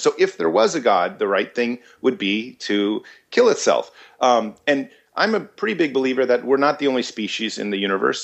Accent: United States; I was born in America

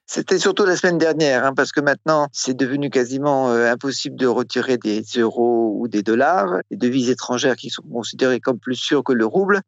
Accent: France; now in Russia; en tant que Français habitant en Russie

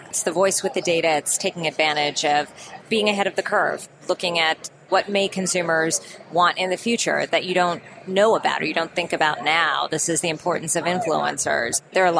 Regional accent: West Virginia, United States; I grew up in West Virginia

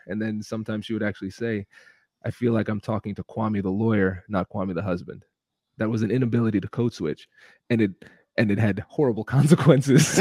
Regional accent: Tiffin, Ohio, United States; accent: Caribbean; I'm a first generation Caribbean American. I grew up in Tiffin, Ohio, which is a small Midwestern town

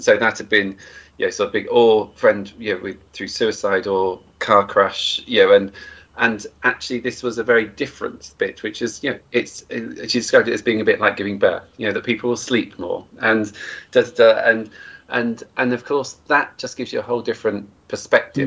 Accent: Cornwall, South West England, United Kingdom; I grew up in Cornwall uh, in the 70s and 80s.

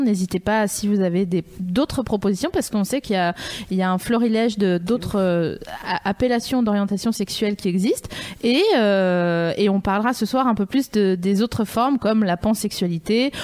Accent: Vosges, Grand Est, France; je viens des Vosges

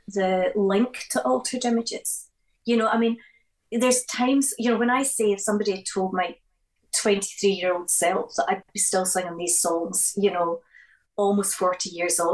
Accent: Glasgow, Scotland, United Kingdom; growing up in Glasgow

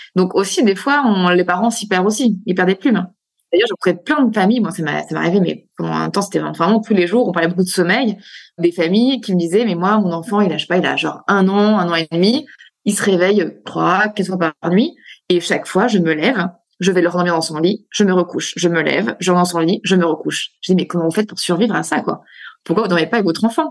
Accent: France; chez nous, en France

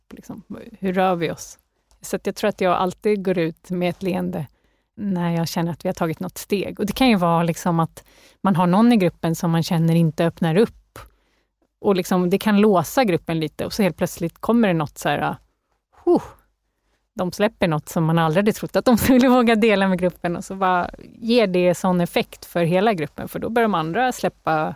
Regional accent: Canada; now in Sweden; Jag är uppväxt i Kanada, så jag är lite så här nordamerikanskt präglad

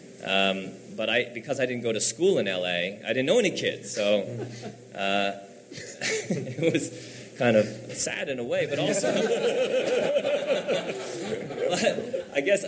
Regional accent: San Francisco, California, United States; I grew up here in San Francisco

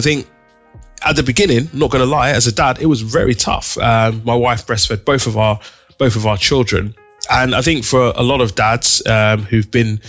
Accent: Nigeria; And I remember growing up, being Nigerian, both me and my wife, growing up in a Nigerian household

